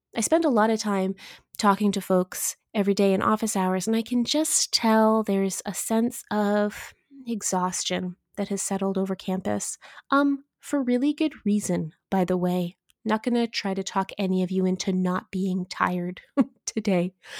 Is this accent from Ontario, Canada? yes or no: yes; Eastern Ontario, Canada; now in Kamloops, Canada; I'm from Eastern Ontario, and I am no stranger to snow